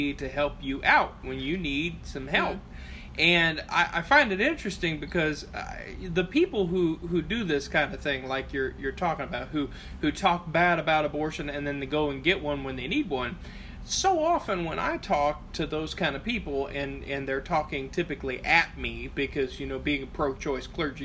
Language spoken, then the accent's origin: English; Appalachia, United States; also born or lived in southern Ohio; I'm Appalachian